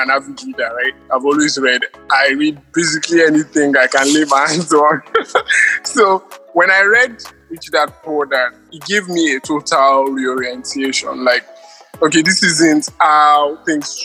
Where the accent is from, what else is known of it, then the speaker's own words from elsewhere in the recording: Nigeria; I'm a Nigerian.